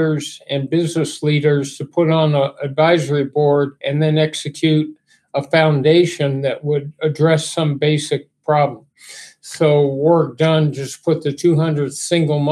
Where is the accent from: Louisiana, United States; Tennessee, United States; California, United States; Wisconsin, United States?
California, United States; Los Angeles; I grew up in Los Angeles